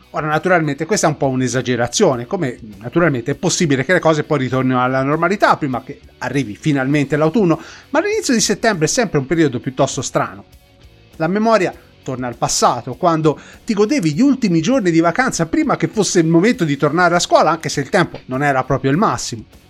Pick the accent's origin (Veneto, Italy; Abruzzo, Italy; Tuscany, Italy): Tuscany, Italy; fatto da Toscani Doc